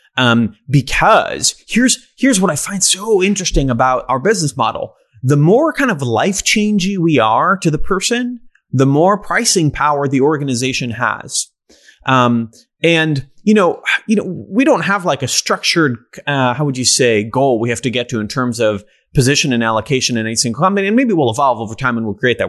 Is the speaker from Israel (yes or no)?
yes; Israel; now in United States; I grew up in Israel